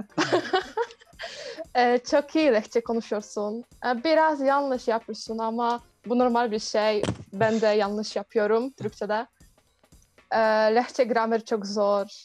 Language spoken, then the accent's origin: Turkish; Poland; Turkish is a second language